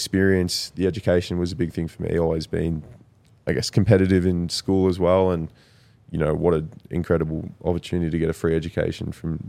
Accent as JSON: {"language": "English", "town": "Traralgon", "region": "Victoria", "country": "Australia", "tie": "born or raised there", "moved": "yes", "lives_now": "Denver, United States", "said": "my hometown, Traralgon."}